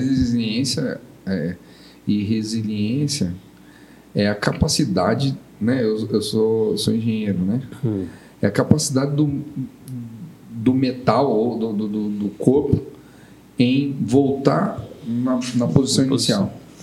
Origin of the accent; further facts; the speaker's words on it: São Paulo, Brazil; eu sou de São Paulo